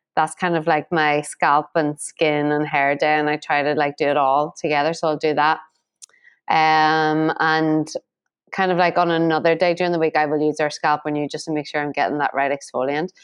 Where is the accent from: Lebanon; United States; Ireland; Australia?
Ireland; Being Irish